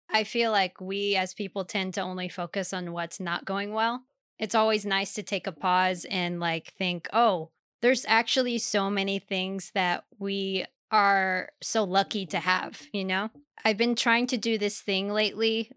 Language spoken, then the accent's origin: English; Germany; moved away; I grew up in Germany